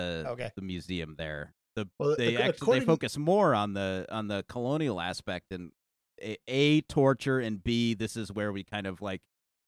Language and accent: English; United States; I'm American